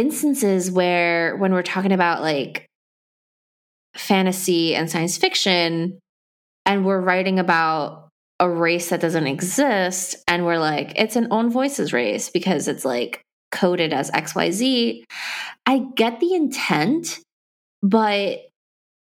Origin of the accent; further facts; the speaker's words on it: Ecuador; I'm from Ecuador